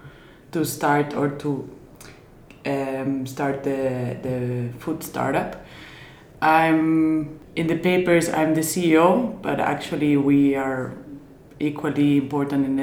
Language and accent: English; Spain; moved away as an adult; also born or lived in Switzerland; now in Zurich, Switzerland; Claudia and I moved to Switzerland. We are both from Spain